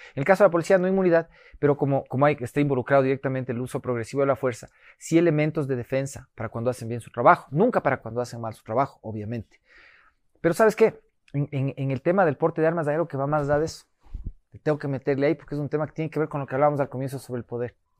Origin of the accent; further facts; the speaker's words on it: Ecuador; los ecuatorianos somos cariñosos